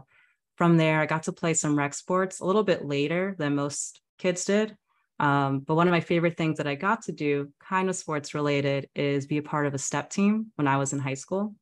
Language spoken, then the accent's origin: English; New Jersey, United States; now in Tampa, United States; I was in New Jersey. And growing up in New Jersey, I was a big sports fan